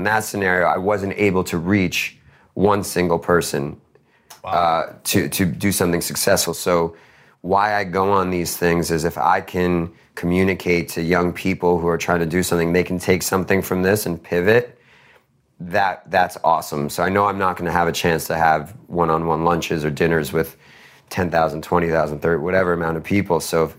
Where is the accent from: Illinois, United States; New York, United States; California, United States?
New York, United States; Queens; I put 50K into a basketball foundation in the town I grew up in Queens.